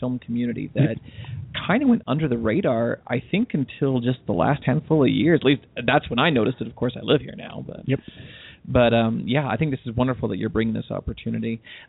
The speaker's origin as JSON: {"language": "English", "region": "California", "country": "United States", "moved": "yes", "lives_now": "Utah, United States", "said": "But I'm originally from California."}